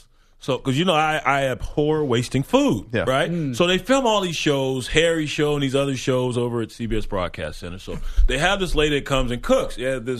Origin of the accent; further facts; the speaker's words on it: Jamaica; I'm Jamaican. I got 8 jobs, man.